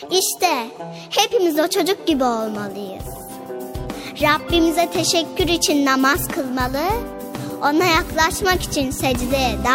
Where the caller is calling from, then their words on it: Kocaeli, Turkey; Ben Kocaeli'den.